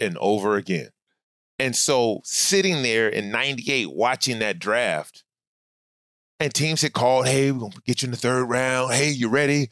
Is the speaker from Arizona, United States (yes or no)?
no; Inglewood, California, United States; now in Studio City, United States; I grew up actually, when I came from Scott, when we came out here, I grew up in Inglewood